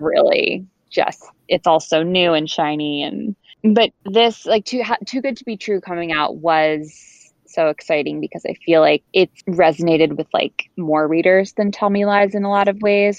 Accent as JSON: {"language": "English", "town": "Bedford", "region": "New York", "country": "United States", "also_born_or_lived": "Colorado", "moved": "as an adult", "lives_now": "Connecticut, United States", "said": "I am originally from Bedford, New York, which is an hour outside New York City."}